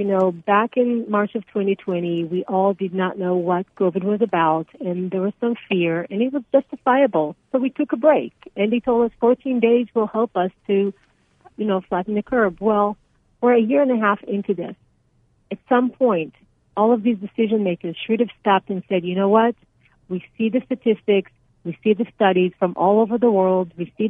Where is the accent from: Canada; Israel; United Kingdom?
Israel; moved away as an adult; now in United States; So I came here from Israel over 20 years ago after serving in the military, and I have lived in Arizona since.